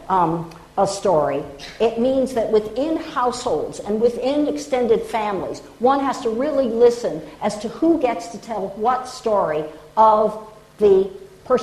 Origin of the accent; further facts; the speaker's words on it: United States; as an American